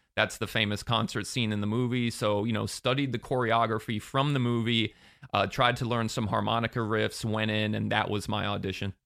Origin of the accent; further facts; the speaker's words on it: Sarasota, Florida, United States; now in Orlando, United States; I grew up in Sarasota, but I came up to Orlando to attend U C F